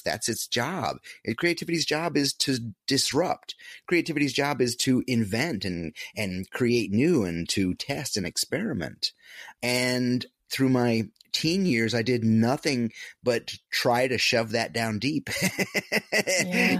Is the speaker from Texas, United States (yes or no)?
no; upstate New York, United States; moved away as an adult; my hometown, a little small upstate upstate New York hometown